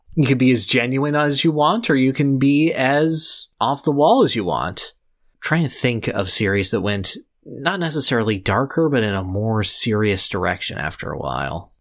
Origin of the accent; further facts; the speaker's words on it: California, United States; I am from California